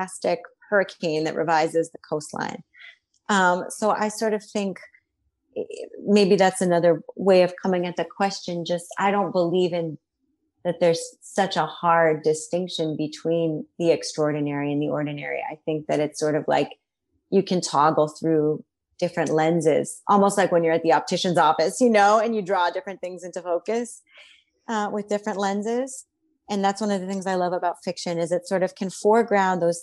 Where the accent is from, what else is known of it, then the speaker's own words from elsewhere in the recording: Miami, Florida, United States; moved away; I grew up in Miami, Florida